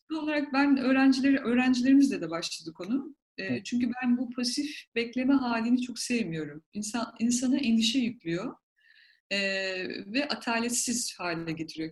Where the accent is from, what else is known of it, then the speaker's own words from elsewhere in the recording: Black Sea Region, Turkey; ben Karadenizliyim